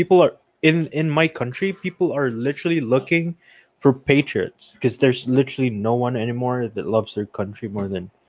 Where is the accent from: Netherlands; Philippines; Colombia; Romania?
Philippines; I'm Filipino